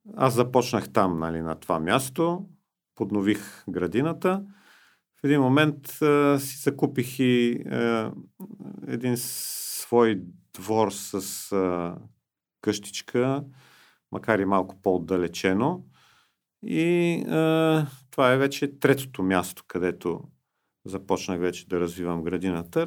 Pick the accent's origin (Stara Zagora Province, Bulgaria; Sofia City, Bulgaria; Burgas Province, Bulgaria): Sofia City, Bulgaria; Sofia; аз иначе живея и съм роден в София